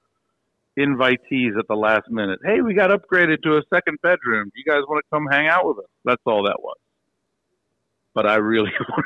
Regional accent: Frederick, Maryland, United States; I think of my hometown of Frederick, which is still pretty divided between the old school Redskin fans and Ravens fans.

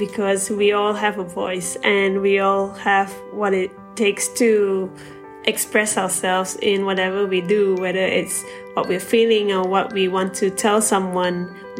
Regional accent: Malaysia; being a Malaysian

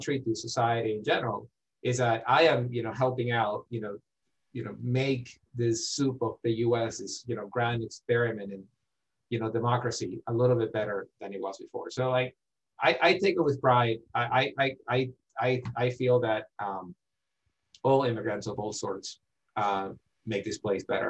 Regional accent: Ecuador; English is a second language; now in United States; I grew up in Ecuador, and I did not grow up, you know, wealthy

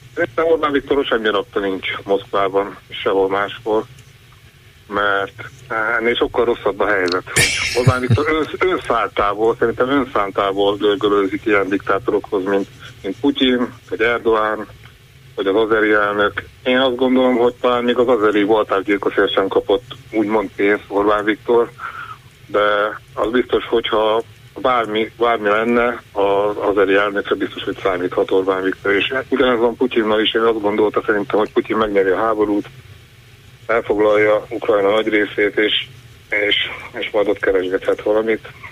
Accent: Fejér, Hungary; Én egy olyan faluba születtem, egy zsákfalu, fejér megyébe

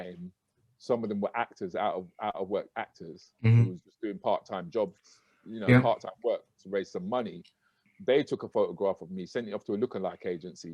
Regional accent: United Kingdom; we can be proud of being Black British

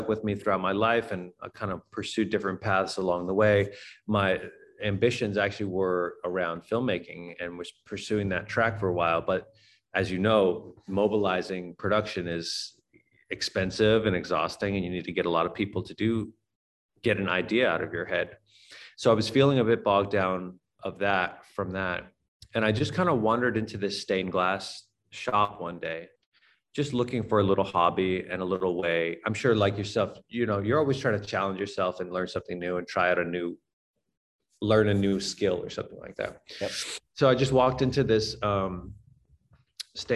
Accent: Boston, Massachusetts, United States; I grew up in Boston

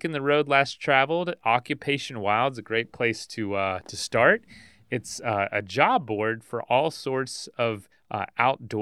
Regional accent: Polk County, Florida, United States; I'm from Polk County

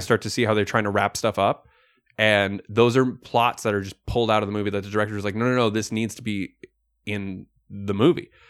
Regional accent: Canada; We are Canadian

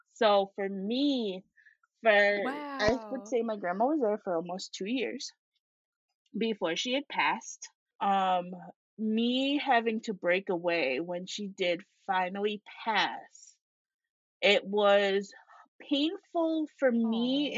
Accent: Syracuse, New York, United States; also born or lived in Rochester, New York; My grandma lived about an hour and a half away from where I grew up in Syracuse, New York.

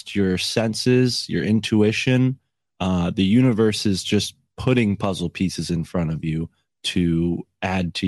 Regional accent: Connecticut, United States; I'm from Connecticut

